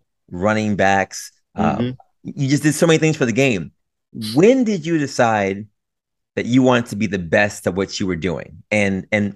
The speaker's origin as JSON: {"language": "English", "town": "New York City", "region": "New York", "country": "United States", "said": "being a New Yorker"}